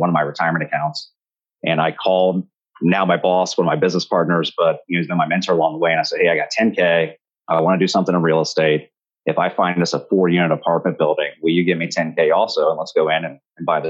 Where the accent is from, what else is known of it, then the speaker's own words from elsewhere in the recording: Riverside, Ohio, United States; I grew up in Dayton, Ohio, actually a suburb of Dayton right on the border called Riverside, Ohio